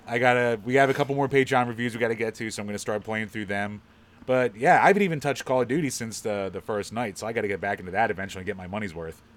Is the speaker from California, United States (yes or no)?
no; Philadelphia, Pennsylvania, United States; accent: Philly; my Philly accent